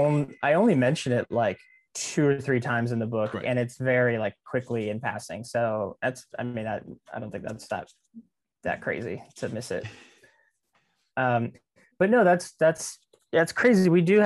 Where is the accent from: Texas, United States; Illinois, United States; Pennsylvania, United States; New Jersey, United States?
Texas, United States; Kingsville; also born or lived in San Diego, United States; I was born in San Diego, California, and my dad was in the Navy and he got transferred to Kingsville. This like, I mean, from, you know, Southern California beach city to random ranch town in South Texas.